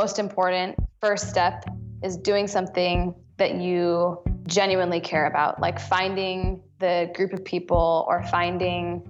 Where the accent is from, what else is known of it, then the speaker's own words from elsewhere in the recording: Michigan, United States; moved away; When I was growing up in Michigan in high school